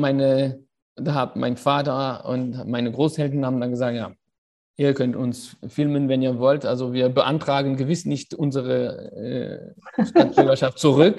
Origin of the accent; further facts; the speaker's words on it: Paris, Île-de-France, France; ich bin in Paris auf die Welt gekommen äh, und dort aufgewachsen